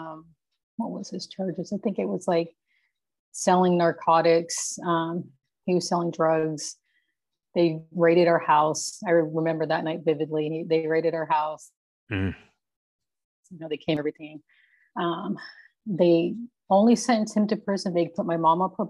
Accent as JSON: {"language": "English", "town": "Yuma", "region": "Arizona", "country": "United States", "tie": "born or raised there", "also_born_or_lived": "California", "said": "I was born in Yuma"}